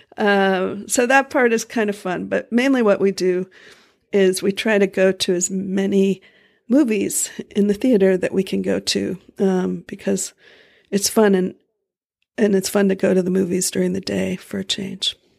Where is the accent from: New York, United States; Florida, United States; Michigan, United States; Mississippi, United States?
Florida, United States; moved away; we grew up in Florida